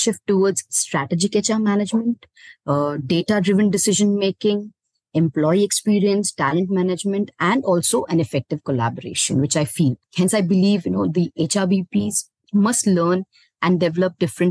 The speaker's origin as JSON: {"language": "English", "town": "Bhilai", "region": "Chhattisgarh", "country": "India", "also_born_or_lived": "Delhi", "moved": "as an adult", "lives_now": "Pune, India", "said": "I'm from Bhilai, Chhattisgarh. I did my computer applications from there only"}